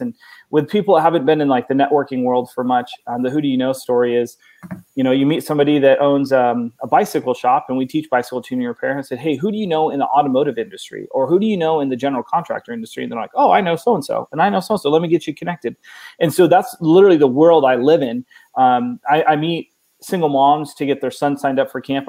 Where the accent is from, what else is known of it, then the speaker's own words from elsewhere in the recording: Oregon, United States; moved away as an adult; now in Texas, United States; I, I, was born and raised in Oregon, 39 years